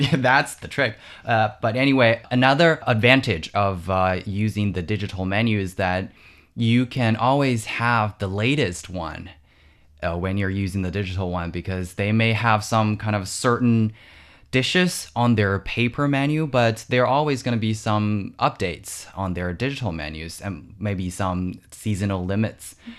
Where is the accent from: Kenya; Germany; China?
China; Wuxi, Jiangsu; my hometown, which is the city of Wuxi in Jiangsu Province.